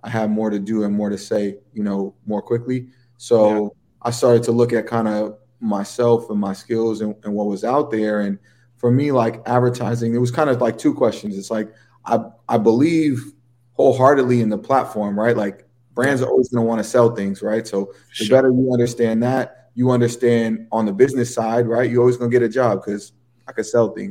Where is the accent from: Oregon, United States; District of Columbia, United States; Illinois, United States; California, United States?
California, United States; San Francisco; also born or lived in Paris, France / Amsterdam, Netherlands; now in New York City, United States; my childhood was in San Francisco